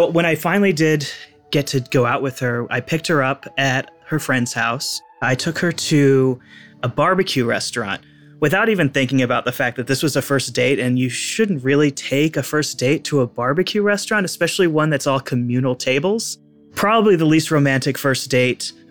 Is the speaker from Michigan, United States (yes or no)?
no; Seattle, Washington, United States; I am 40 years old from Seattle, Washington